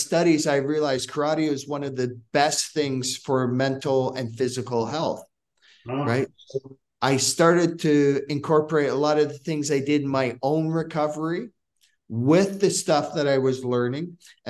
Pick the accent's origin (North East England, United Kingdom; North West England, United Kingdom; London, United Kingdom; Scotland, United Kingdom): Scotland, United Kingdom; now in Hamilton, Canada; I came from Scotland, right, and to Hamilton, Ontario.